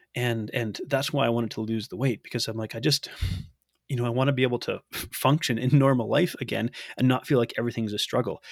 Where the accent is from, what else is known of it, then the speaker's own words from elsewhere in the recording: Canada; I'm from Canada